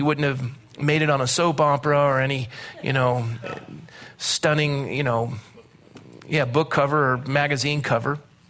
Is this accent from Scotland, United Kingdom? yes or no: yes; Scotland, United Kingdom; I'm Scottish, and that's why I have a big nose, because air is free.